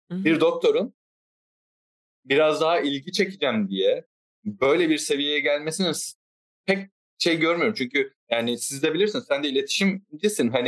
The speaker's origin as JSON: {"language": "Turkish", "region": "Istanbul", "country": "Turkey", "tie": "born or raised there", "said": "E, ben İstanbul'da doğdum büyüdüm ama e, bir ara Kocaeli'ne gittim."}